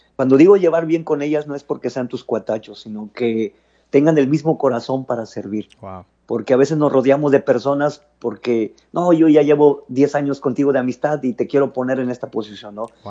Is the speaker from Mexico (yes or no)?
yes; Matamoros, Tamaulipas, Mexico; also born or lived in Mexico City / Hidalgo (parents' origin); después ya me vine a Matamoros